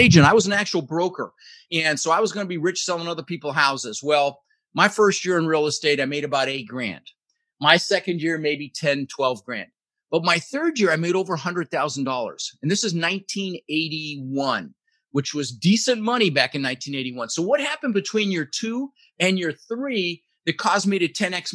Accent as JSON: {"language": "English", "town": "Denver", "region": "Colorado", "country": "United States", "tie": "born or raised there", "also_born_or_lived": "Netherlands", "said": "Immigrated to this country when I was 6 years old with my brother Albert, my mother's Vantje. I was born in the Netherlands in Holland, you know, wooden shoes and windmills and ended up in Denver, Colorado, where I lived for 30 years."}